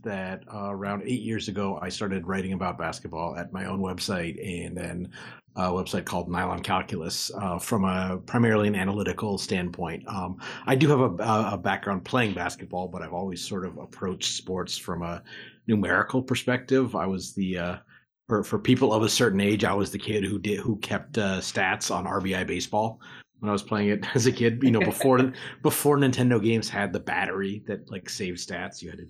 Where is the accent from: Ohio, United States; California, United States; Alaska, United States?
Alaska, United States; Anchorage; I'm originally from Anchorage, Alaska